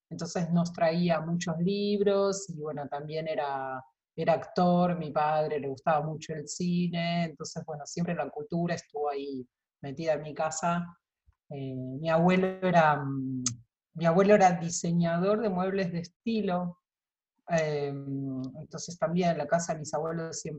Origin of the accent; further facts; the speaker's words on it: Buenos Aires, Argentina; en un barrio muy cerca, en el barrio de, de Boedo, eh, en realidad Almagro en ese momento. Eh, mis padres alquilaban un departamento en la calle Pelufo.